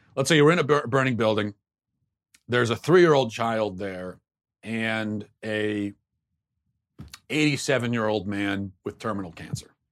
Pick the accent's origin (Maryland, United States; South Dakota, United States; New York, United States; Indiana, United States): Maryland, United States; I grew up in Maryland